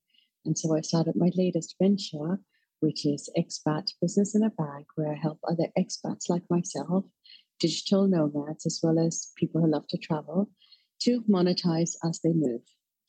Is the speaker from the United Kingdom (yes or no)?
yes; London, United Kingdom; also born or lived in Australia / Malaysia / Edinburgh / Dunfermline; now in Singapore; So I'm …. And while I'm originally from London, I have moved around the world a couple of times.